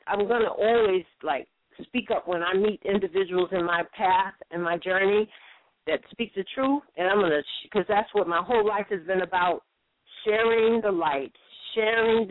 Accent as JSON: {"language": "English", "region": "New York", "country": "United States", "said": "Everybody knows that I'm not from California. When I talk, they all know I'm from New York"}